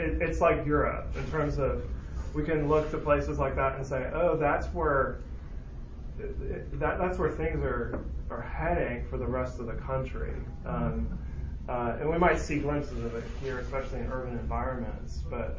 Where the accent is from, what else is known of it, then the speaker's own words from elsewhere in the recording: Northern California, United States; moved away as an adult; where I grew up in Northern California, again, there are Christians there. I converted to Christianity in San Francisco, California. Crazy evangelical Christian in San Francisco.